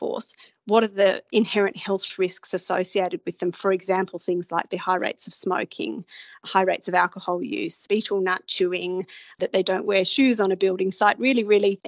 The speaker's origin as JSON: {"language": "English", "country": "Australia", "said": "a person like myself coming from Australia"}